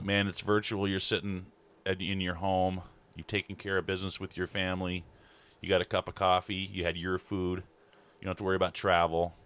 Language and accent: English; Libby, Montana, United States; also born or lived in North Carolina; up in Libby, I'm from Libby.